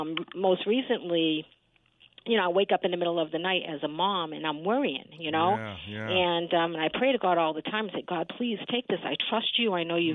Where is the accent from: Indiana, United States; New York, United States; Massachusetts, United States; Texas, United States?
Massachusetts, United States; Boston; accent: Boston; I'm from Boston.